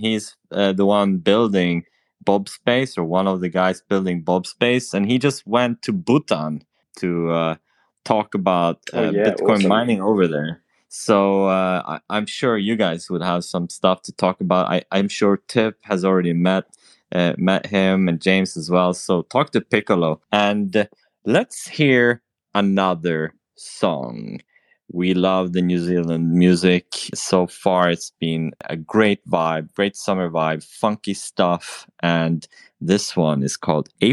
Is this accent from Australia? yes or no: no; Sweden; In Sweden, I'm from Sweden.